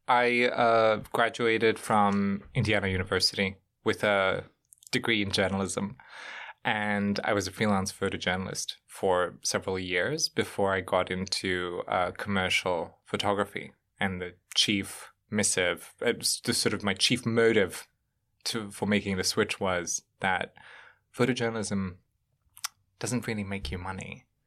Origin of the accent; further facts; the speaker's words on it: Germany; moved away as an adult; also born or lived in Bosnia; now in New York, United States; I, uh, grown up in Germany for a better part of my life